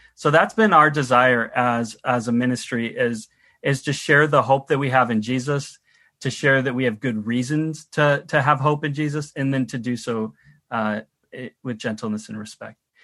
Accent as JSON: {"language": "English", "country": "United States", "moved": "yes", "lives_now": "Canada", "said": "I'm from the United States and my family are still there"}